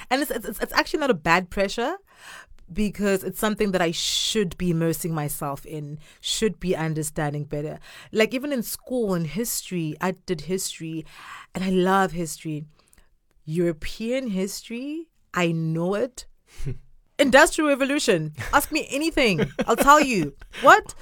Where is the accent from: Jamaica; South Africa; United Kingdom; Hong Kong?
South Africa; Durban, KwaZulu-Natal; first language Zulu; English is a second language; now in China; I'm from South Africa, grew up in a city called Durban